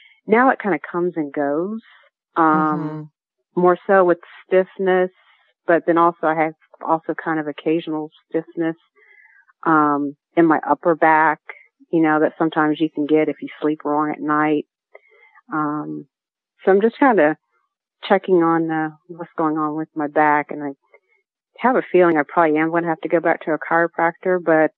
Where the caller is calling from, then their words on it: Sandy Springs, Georgia, United States; I'm calling from Georgia. I'm in Atlanta.